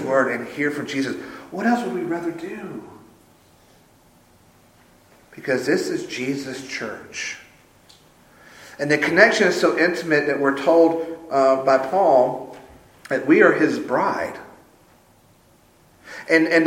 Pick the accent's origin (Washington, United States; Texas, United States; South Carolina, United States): South Carolina, United States; Sumter; Growing up in Sumter